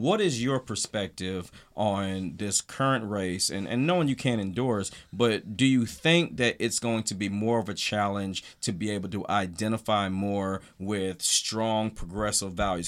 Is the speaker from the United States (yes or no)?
yes; the South, United States; growing up in the South